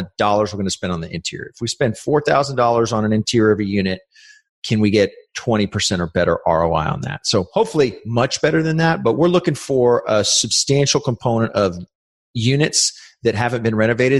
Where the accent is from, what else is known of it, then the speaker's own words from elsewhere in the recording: San Antonio, Texas, United States; I grew up in San Antonio. This is where we operate